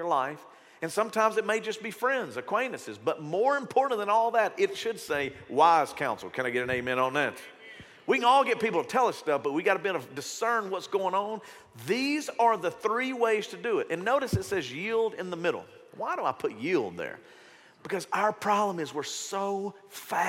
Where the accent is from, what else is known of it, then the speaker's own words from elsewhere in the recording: Shreveport, Louisiana, United States; when I grew up in Shreveport, Bossier